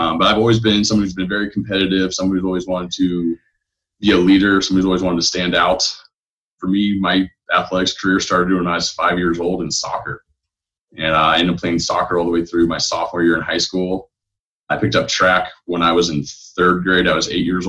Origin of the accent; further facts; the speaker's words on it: Ventura, California, United States; moved away as an adult; also born or lived in Seattle, Washington / Boise, Idaho / Las Vegas, Nevada / Portland; I grew up in Southern California. My hometown's Ventura